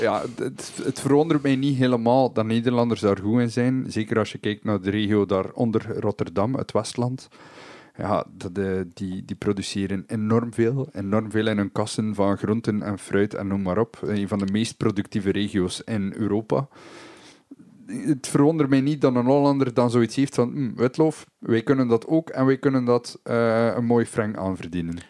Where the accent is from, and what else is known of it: Belgium; also born or lived in Germany